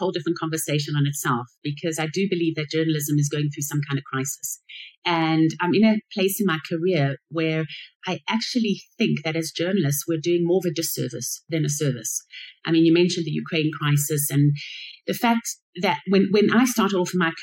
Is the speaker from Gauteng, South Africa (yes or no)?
yes; Johannesburg, Gauteng, South Africa; moved away as an adult; also born or lived in Middle East; back in my hometown in Johannesburg, South Africa